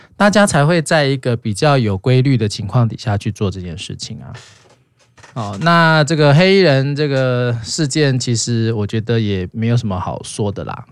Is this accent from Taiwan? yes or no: yes; Taiwan; 所以我们本来就是在威权国家长大的嘛